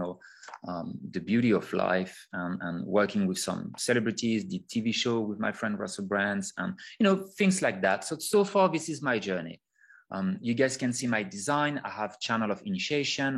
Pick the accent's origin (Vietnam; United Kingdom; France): France; accent: French; English is a second language; I'm a French person. You can hear my sexy, beautiful accent.